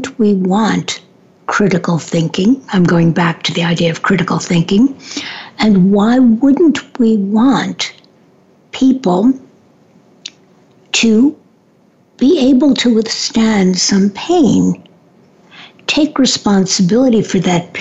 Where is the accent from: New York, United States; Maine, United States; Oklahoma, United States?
New York, United States; New York City; I grew up in New York